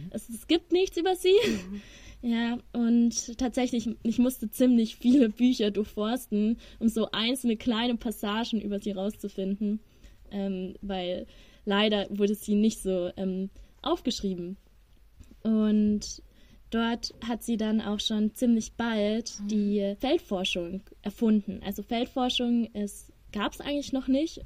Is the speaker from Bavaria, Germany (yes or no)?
yes; Ingolstadt, Bavaria, Germany; moved away as an adult; now in Regensburg, Germany; ich komme aus Ingolstadt